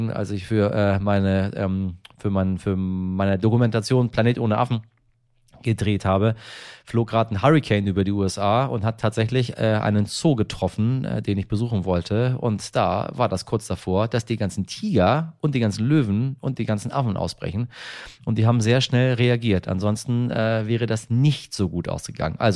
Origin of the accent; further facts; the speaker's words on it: Iran; ist das nun mal eine Geschichte, die mir persönlich sehr nahe geht, weil es nun mal mein Heimatland ist. Äh, und äh, deswegen äh, auch der Dank der, der Iraner an Sie persönlich